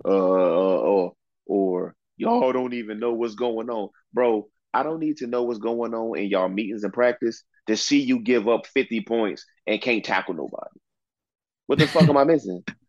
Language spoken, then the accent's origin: English; the Commonwealth, Virginia, United States; I'm from the Commonwealth, bro. We did not hate UNC growing up.